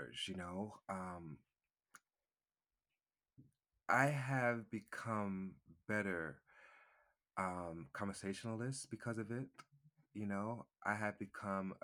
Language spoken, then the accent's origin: English; Westbury, New York, United States; moved away as an adult; also born or lived in Freeport, New York / Hempstead, New York / Staten Island, New York / Brooklyn, New York; now in Georgia, United States; I was born in Long Island. I grew up in Westbury.